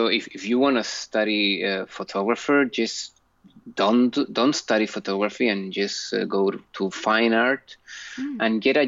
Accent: Chile; I was born in Chile.

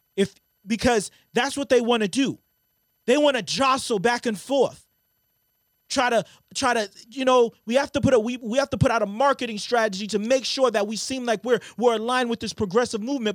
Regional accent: Brockton, Massachusetts, United States; I remember us growing up in Brockton

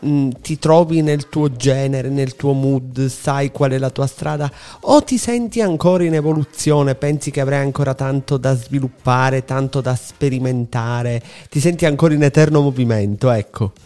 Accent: Sicily, Italy; noi siciliani

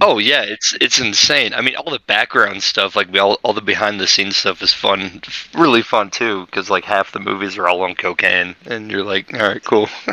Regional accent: Utah, United States; from Utah

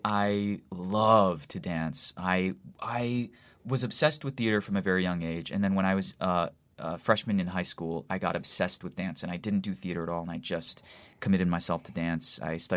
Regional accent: Hawaii, United States; born or raised there; now in New York, United States

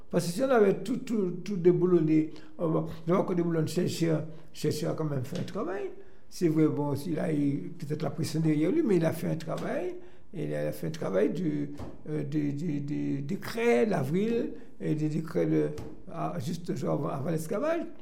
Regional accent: Martinique; on s'installe et puis voilà, et puis euh, on est Martiniquais. Donc euh, je peux vous dire, c'est un pays, le pays, comme j'ai souvent dit

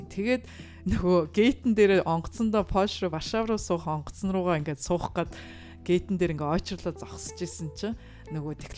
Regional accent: Mongolia; би Монголоос ирсэн

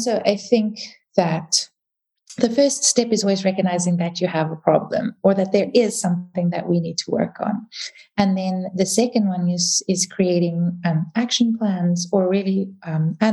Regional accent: South Africa; first language English; also born or lived in Dubai / United Kingdom; now in Vienna, Austria; I'm South African

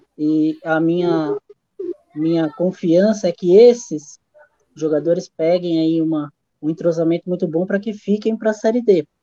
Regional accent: Santo André, São Paulo, Brazil; sou de Santo André, também moro perto do estádio. Desde quando eu tinha dois

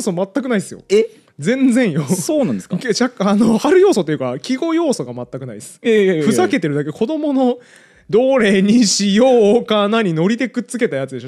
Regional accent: Sapporo, Hokkaido, Japan; moved away as an adult; now in Tokyo, Japan; なんか雪国育ちなんで、僕、札幌市

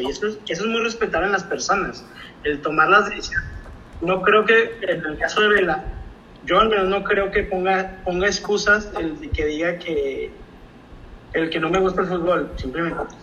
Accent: Mexico; todos como mexicanos

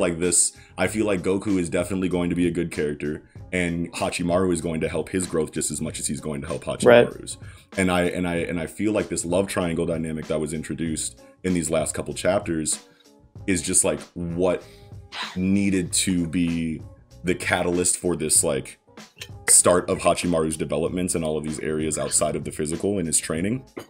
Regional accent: United States; I'm an American

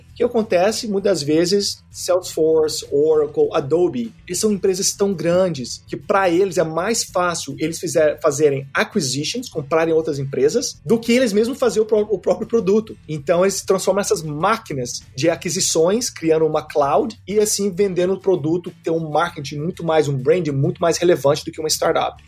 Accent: Minas Gerais, Brazil; moved away as an adult; also born or lived in Europe; now in Silicon Valley, United States; eu vim de Minas Gerais

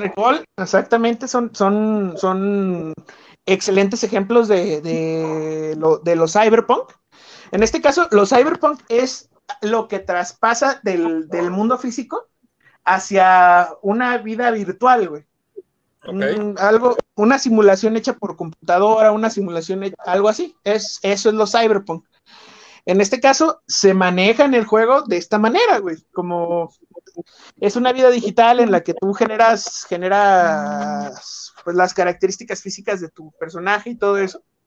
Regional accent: Guadalajara, Jalisco, Mexico; soy tapatío de segunda generación

